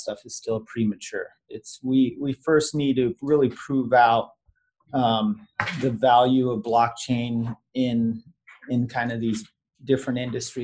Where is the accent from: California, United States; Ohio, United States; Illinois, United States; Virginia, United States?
Virginia, United States; I was born in Virginia